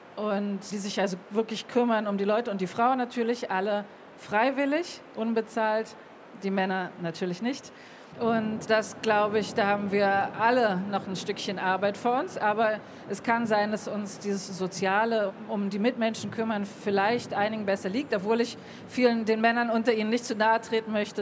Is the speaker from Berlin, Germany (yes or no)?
yes; Berlin, Germany; moved away; also born or lived in Tel Aviv / Göttingen; in der Synagoge, wo ich aufgewachsen bin